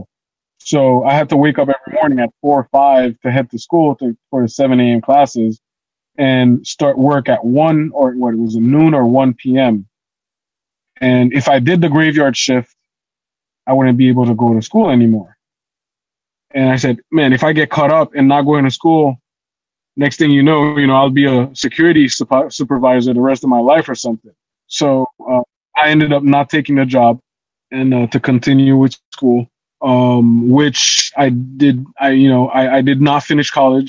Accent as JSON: {"language": "English", "country": "Haiti", "tie": "born or raised there", "moved": "yes", "said": "us growing up in Haiti"}